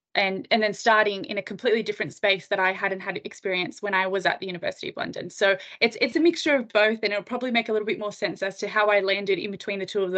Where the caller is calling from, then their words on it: Sydney, New South Wales, Australia; I'm dialing in from Sydney, Australia, so I'm very excited to have a chat to you.